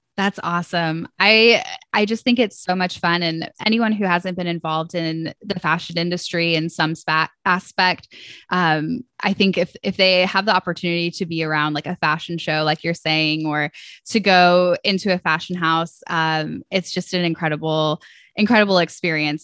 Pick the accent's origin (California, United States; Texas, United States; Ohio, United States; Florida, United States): Ohio, United States; also born or lived in Atlanta; Ohio is my, you know, my home state and where I currently live.